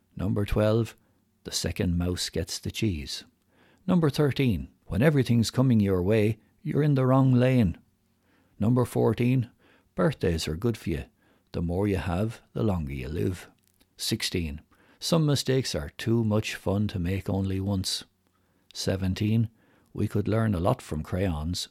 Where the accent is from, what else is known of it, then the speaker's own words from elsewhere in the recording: Ireland; accent: strong Irish; my strong Irish accent